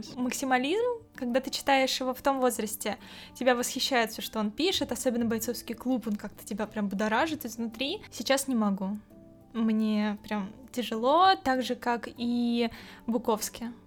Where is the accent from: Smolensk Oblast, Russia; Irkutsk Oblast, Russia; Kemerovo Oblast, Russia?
Kemerovo Oblast, Russia; Kemerovo; moved away as an adult; now in Saint Petersburg, Russia; Я из Сибири, небольшого города Кемерово